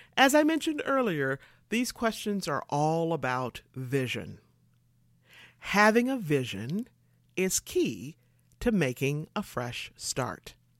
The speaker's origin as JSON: {"language": "English", "region": "Michigan", "country": "United States", "tie": "born or raised there", "also_born_or_lived": "California", "moved": "as an adult", "said": "I moved from Michigan to California"}